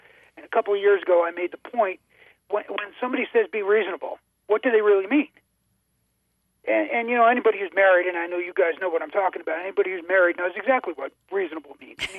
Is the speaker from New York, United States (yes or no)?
yes; New York, United States; now in Arizona, United States; I grew up in New York, and in New York, from a Second Amendment standpoint, is just a horror show.